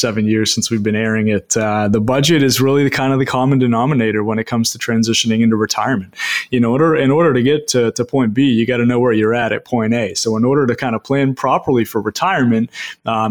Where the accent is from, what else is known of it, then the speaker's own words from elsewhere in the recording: Maine, United States; being born and raised in Maine, educated in Maine, and now giving back to people all across the state of Maine